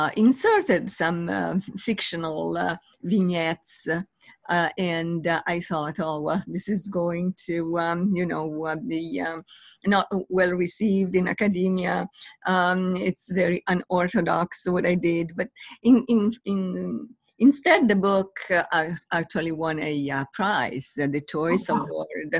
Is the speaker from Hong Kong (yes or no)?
no; Italy; moved away as an adult; also born or lived in Los Angeles; now in Washington, D.C., United States; I was born in Italy. And then I came here to the U.S.